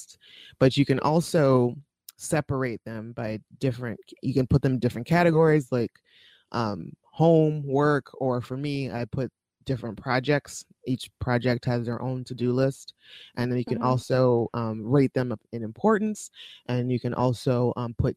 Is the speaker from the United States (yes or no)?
yes; Ohio, United States; now in Pittsburgh, United States; we lived in Ohio